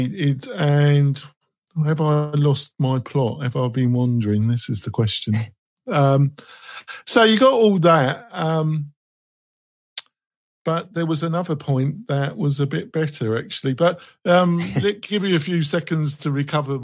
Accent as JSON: {"language": "English", "region": "England", "country": "United Kingdom", "said": "I'm English"}